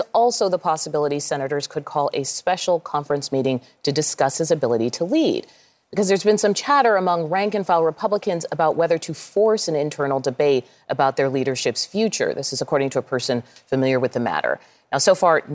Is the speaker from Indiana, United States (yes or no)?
no; Boston, Massachusetts, United States; I'm from Boston